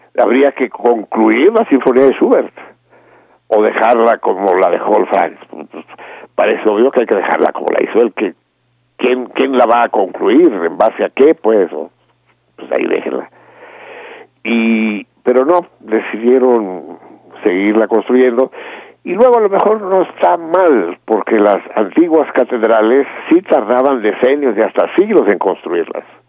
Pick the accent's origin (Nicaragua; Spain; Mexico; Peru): Mexico